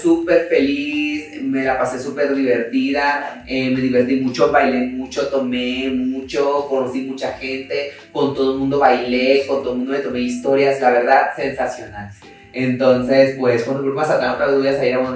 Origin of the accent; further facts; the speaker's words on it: Mazatlán, Sinaloa, Mexico; now in Mexico City, Mexico; yo vengo de Mazatlán y vengo de una casa que está sin enjarrar, hasta la fecha está sin enjarrar.